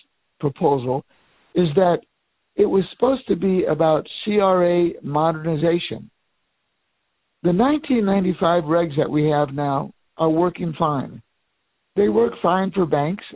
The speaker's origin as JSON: {"language": "English", "town": "Miami", "region": "Florida", "country": "United States", "tie": "born or raised there", "said": "my hometown of Miami"}